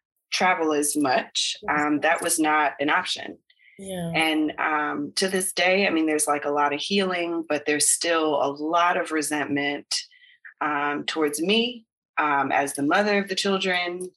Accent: United States; moved away as an adult; now in Belize; the baby will be American because we're American

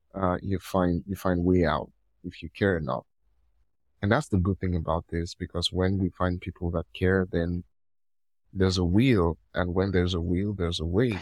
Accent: Nigeria; I'm from Nigeria

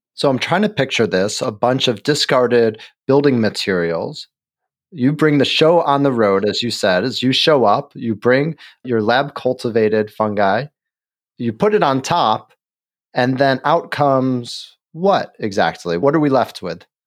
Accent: Chicago, Illinois, United States; moved away; my hometown

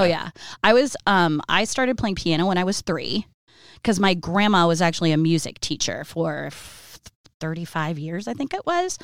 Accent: Iowa City, Iowa, United States; I was born in Iowa City when they were still in college

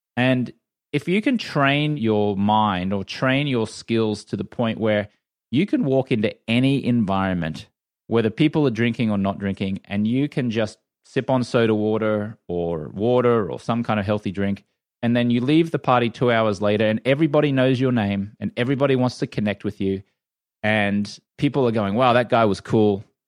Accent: Australia; moved away; I grew up in Australia where the drinking culture is very much accepted there

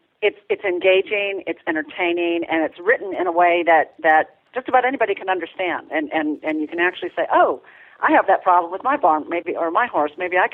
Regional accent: Minnesota, United States; now in Nashville, United States; So, I grew up in Minnesota, and I've been in Nashville, Tennessee for like 30 years.

